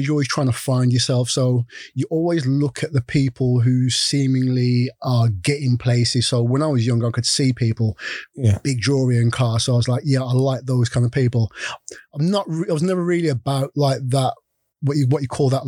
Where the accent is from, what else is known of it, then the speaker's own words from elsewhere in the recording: Dudley, West Midlands, United Kingdom; I'm from Dudley. Which is like small town from just outside